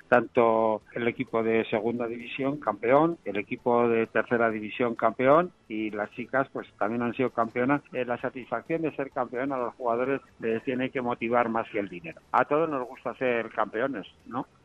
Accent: Navarre, Spain; como Navarro y Osasunista

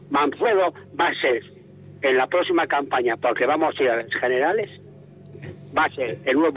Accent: Mieres, Asturias, Spain; now in Oviedo, Spain; yo soy de Mieres, vivo en Oviedo, tengo el terreno un morfín y soy un playo adoptado

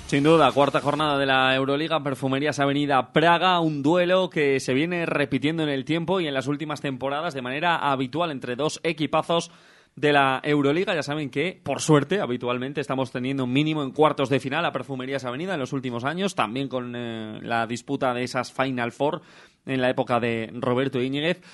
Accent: Salamanca, Castile and León, Spain; accent: salmantino, con dejes bejaranos; mi acento es salmantino, más salmantino no puede ser

